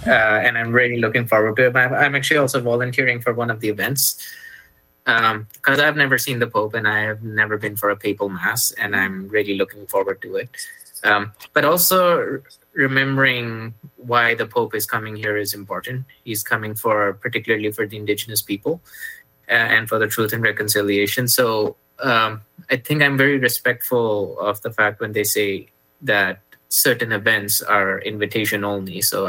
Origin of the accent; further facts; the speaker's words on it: Canada; And so for being a Canadian and a Catholic, I want to be there.